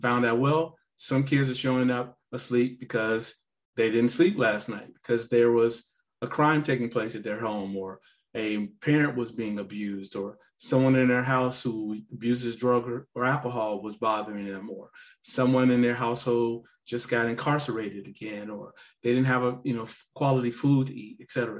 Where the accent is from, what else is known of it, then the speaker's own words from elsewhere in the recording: Gary, Indiana, United States; I'm a guy from Gary, not very many options, told that the best I could hope to do was join the military